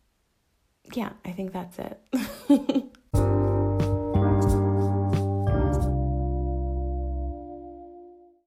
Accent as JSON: {"language": "English", "country": "Canada", "said": "I am Canadian"}